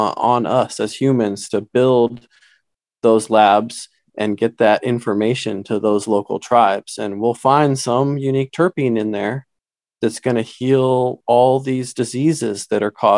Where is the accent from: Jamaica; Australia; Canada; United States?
United States; Santa Cruz, California; I grew up in Santa Cruz